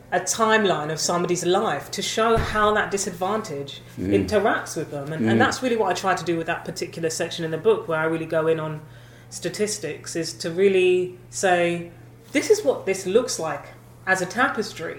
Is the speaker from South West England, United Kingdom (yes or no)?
no; London, United Kingdom; I grew up in London, hugely multicultural